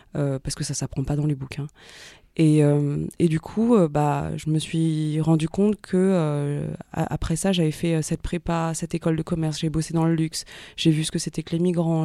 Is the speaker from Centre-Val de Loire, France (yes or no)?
no; Paris suburbs, Île-de-France, France; also born or lived in Ivry-sur-Seine / Saint-Ouen / Bagnolet / Vitry-sur-Seine; je suis née à Ivry-sur-Seine. J'ai grandi entre euh, Saint-Ouen, Bagnolet et Vitry-sur-Seine.